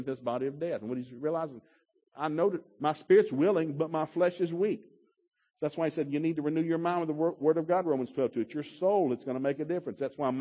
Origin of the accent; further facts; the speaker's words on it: Ducktown, Tennessee, United States; when I grew up in Ducktown